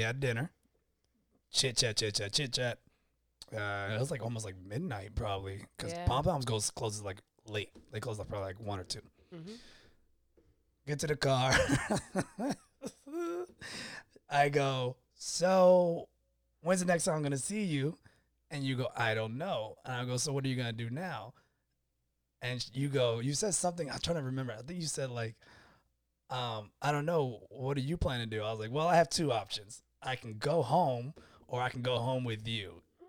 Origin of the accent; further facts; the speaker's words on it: Florida, United States; also born or lived in Texas; See, I consider myself a Floridian boy, even though I was born in Texas, but I never, you know, whatever, memory and being a military brat.